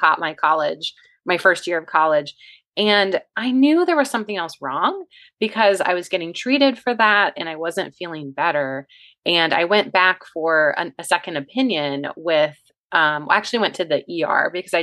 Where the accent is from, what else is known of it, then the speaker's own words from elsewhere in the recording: West Virginia, United States; now in Virginia, United States; I'm from West Virginia originally